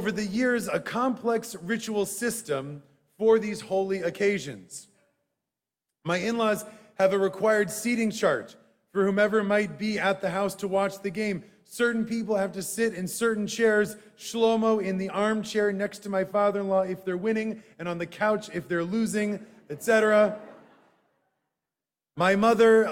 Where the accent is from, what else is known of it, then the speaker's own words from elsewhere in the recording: Madison, Wisconsin, United States; Growing up in Madison, Wisconsin, we had to walk past the university football stadium to get to synagogue.